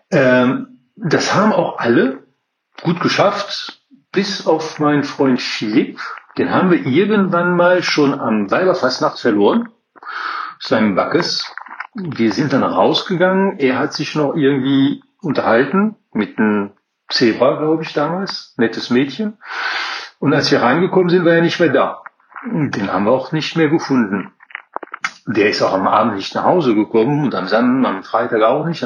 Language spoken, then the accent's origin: German; southern France, France; now in Cologne, Germany; Wie der {S2} Name schon {S18} verrät, bin ich ein waschechter Kölner aus Südfrankreich.